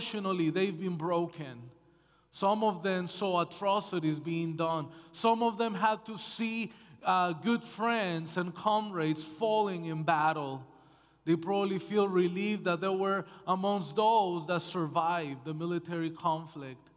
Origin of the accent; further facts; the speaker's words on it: United States; moved away as an adult; also born or lived in Canada; now in British Columbia, Canada; I'm American, my wife is Canadian